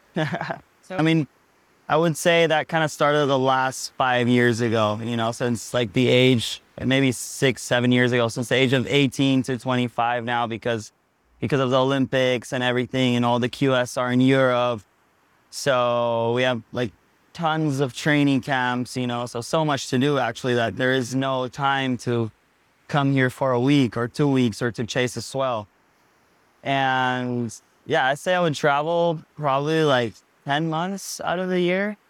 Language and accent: English; Pavones, Puntarenas, Costa Rica; also born or lived in Hawaii; I grew up here in Pavones, Costa Rica